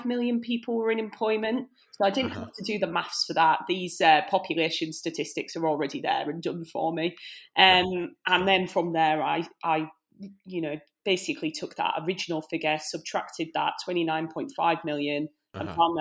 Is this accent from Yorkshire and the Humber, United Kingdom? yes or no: yes; Hull, Yorkshire and the Humber, United Kingdom; moved away; I'm from Hull originally, which is, of course, the greatest city in the UK